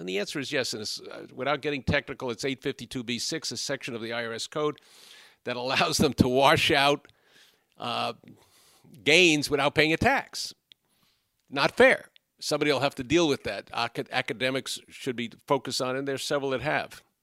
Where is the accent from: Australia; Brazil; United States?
United States; New York City, New York; We grew up on Bathgate Avenue on a hundred and seventy-fourth, for, between a hundred and seventy-fourth and a hundred and sixty-ninth in the Bronx